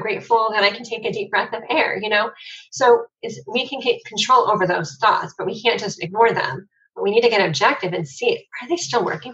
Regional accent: Cleveland, Ohio, United States; I'm from Cleveland

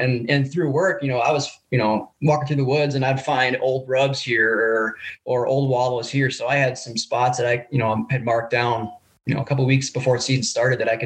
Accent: Wisconsin Rapids, Wisconsin, United States; moved away as an adult; also born or lived in Stevens Point, Wisconsin; now in North Idaho, United States; I grew up in Wisconsin Rapids

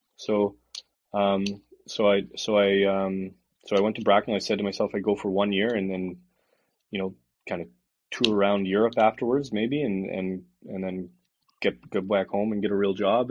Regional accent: Calgary, Alberta, Canada; moved away as an adult; also born or lived in Edmonton / Belfast; now in Calgary, Canada; my brother and sister were both born in Edmonton, and then I was born in Calgary

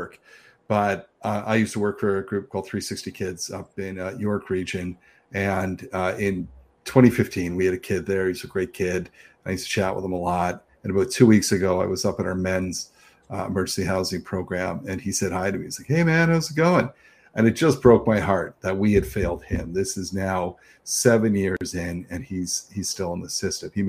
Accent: Niagara, Ontario, Canada; now in Toronto, Canada; I'm from Niagara. You talk about not being from, but I went from Niagara to Toronto

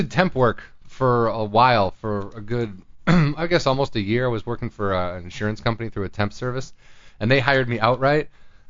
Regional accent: 30 minutes outside of Chicago, Illinois, United States; moved away as an adult; now in Los Angeles, United States; I'm from Illinois. So I was like 30 minutes outside of Chicago.

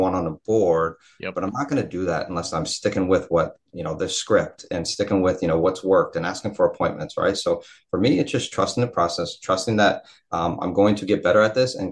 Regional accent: Ohio, United States; moved away as an adult; also born or lived in Pittsburgh / Miami; When I moved from Ohio to Pittsburgh, that was an hour away. So realistically, I was still at home.

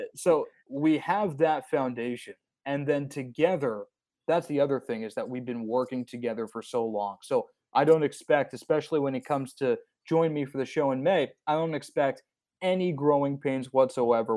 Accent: Essex County, New Jersey, United States; I am from New Jersey

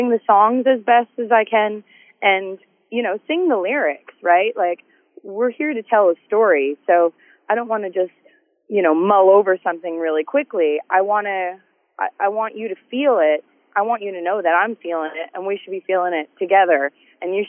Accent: Canada; I love being Canadian and being able to come home

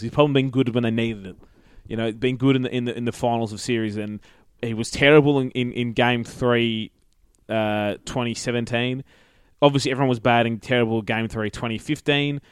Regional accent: Queensland, Australia; as a Queenslander

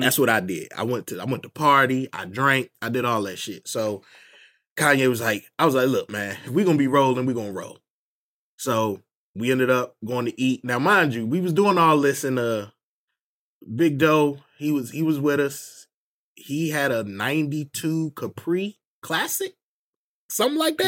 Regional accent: Northern Virginia, United States; moved away as an adult; now in Durham, United States; I'm actually from Virginia, Northern Virginia

